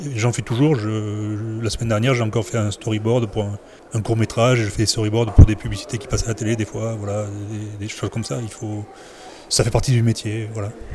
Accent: Bordeaux, Nouvelle-Aquitaine, France; je suis de Bordeaux

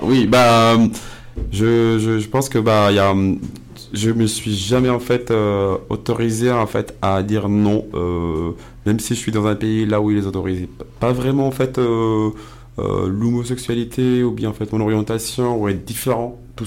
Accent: Casablanca, Casablanca-Settat, Morocco; moved away; je suis casablancais, donc Casablanca ah. d'origine

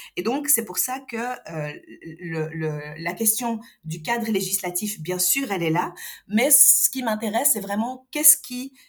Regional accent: Algiers, Algiers Province, Algeria; moved away; also born or lived in Europe; je suis née, j'ai grandi à Alger, et puis j'ai quitté

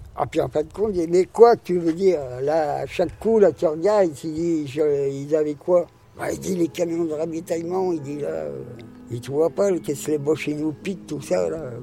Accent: France; on est français

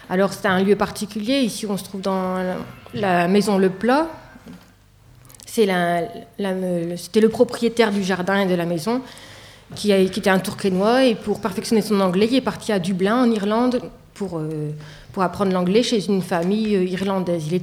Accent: Tourcoing, Hauts-de-France, France; also born or lived in Lille / Angers; Je suis née à Tourcoing, j'ai passé toute mon enfance à Tourcoing. Euh, j'ai fait mes études de biologie à Lille, puis à Angers

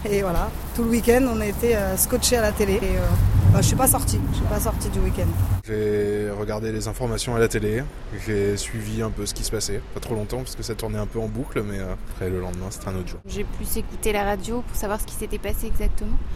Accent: Lebanon; Je suis libanaise. Euh, la veille, il y a eu l'attentat au Liban, donc. c'est malheureux à dire, mais pour moi, libanaise, je suis un peu anesthésiée à tout ça

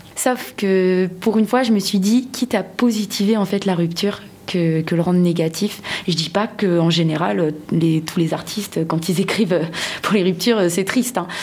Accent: Madagascar; moved away; je viens de Madagascar et j'y tiens à mon pays

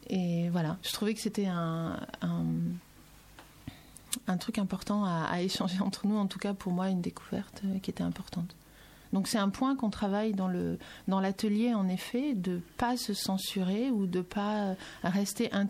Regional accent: France; à l'origine, je viens d'une région de France où on a un accent assez prononcé, et même où on utilise des mots qu'on n'utilise pas dans les autres régions de France.

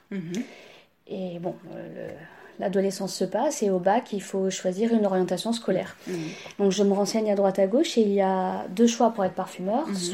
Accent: Nice, Provence-Alpes-Côte d'Azur, France; also born or lived in Marseille / Paris; Je suis pratiquement pure niçoise. Ouais. 40, plus de presque 50 ans que je suis à Nice. D'accord, ok. j'ai grandi ici. Hein. D'accord. Je suis née à Marseille.

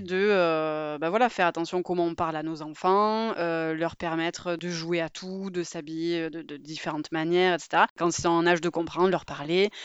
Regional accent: Marseille, Provence-Alpes-Côte d'Azur, France; je suis de Marseille

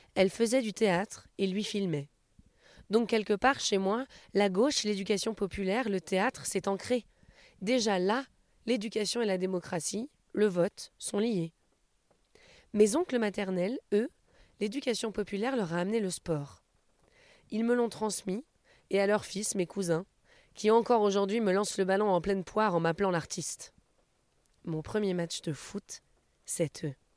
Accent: Bron, Auvergne-Rhône-Alpes, France; je suis de Bron, c'est juste à côté.

